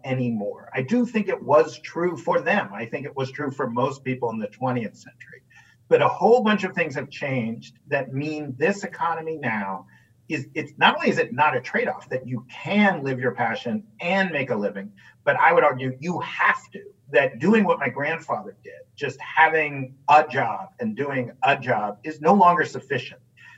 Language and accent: English; New York City, New York, United States; I grew up in New York City